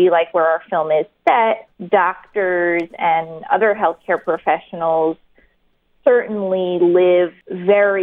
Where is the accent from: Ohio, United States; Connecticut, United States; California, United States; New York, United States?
New York, United States; I'm from New York. I still live in New York